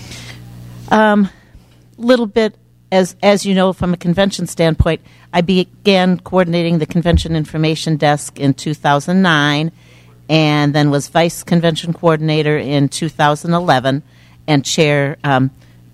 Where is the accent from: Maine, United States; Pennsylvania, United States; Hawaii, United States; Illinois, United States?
Illinois, United States; Chicago suburbs; also born or lived in Milwaukee, Wisconsin / Phoenix, Arizona; now in St. Paul, United States; I grew up in the Chicago suburbs